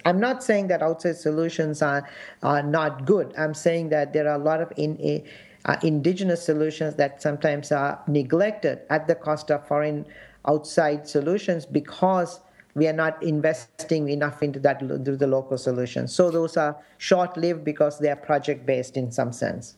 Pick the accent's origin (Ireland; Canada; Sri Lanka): Sri Lanka; now in United States; my experience growing up in Sri Lanka and the conflict